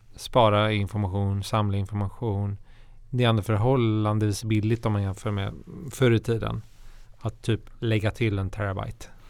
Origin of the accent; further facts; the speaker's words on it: Stockholm, Stockholm County, Sweden; jag är ju stockholmare